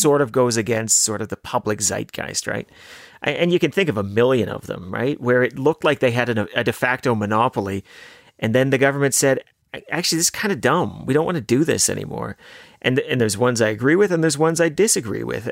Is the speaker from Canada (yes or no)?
yes; Canada; as a Canadian, as a taxpayer